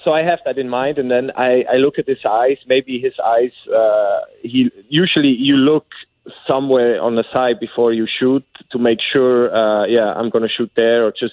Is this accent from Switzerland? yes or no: yes; Bern, Switzerland; moved away as an adult; now in St. Louis, United States; I'm from Bern, SC Bern